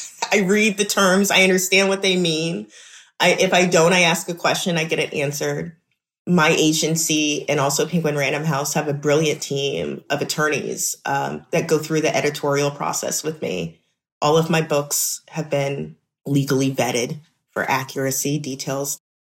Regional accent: Memphis, Tennessee, United States; So, you know, I'm from Memphis. I'm always gonna get excited about music. that's all we do here.

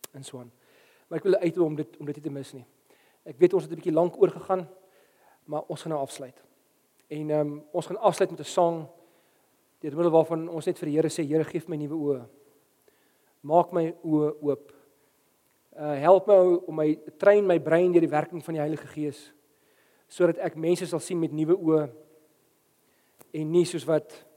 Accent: South Africa; ek's 'n Afrikaner dominee wat in Afrika bly

